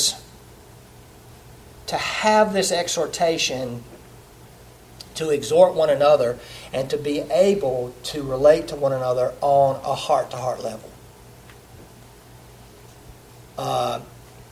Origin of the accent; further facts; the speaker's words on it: the South, United States; I'm from the South. I grew up in the South. I'm a Southerner